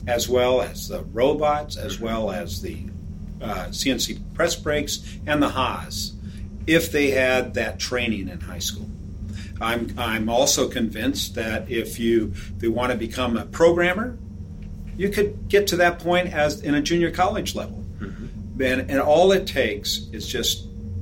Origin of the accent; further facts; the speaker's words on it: Red Bluff, California, United States; when I grew up in Red Bluff, we had 6 mills